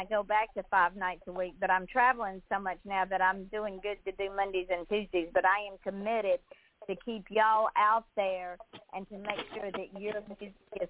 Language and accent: English; Georgia, United States; I'm from the Deep South, so I was raised with artists from the Deep South